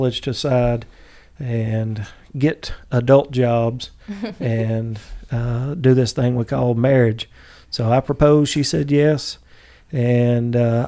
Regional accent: Chickamauga, Georgia, United States; I'm from Chickamauga.

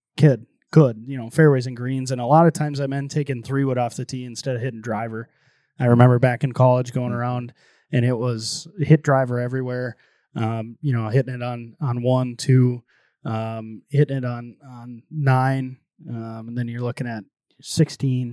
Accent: Fargo, North Dakota, United States; I grew up around Fargo Country Club

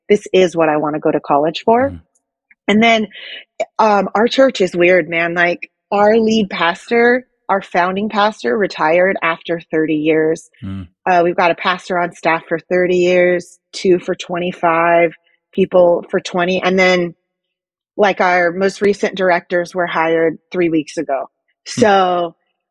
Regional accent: Hayward, California, United States; also born or lived in Manteca, California; We moved in middle school to a safer city after I grew up in Hayward, California, after we had a drive-by shooting on our street

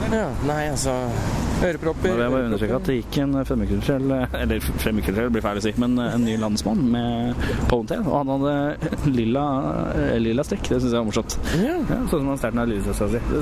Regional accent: Moss, Østfold, Norway; i Moss blant annet der jeg kommer fra.

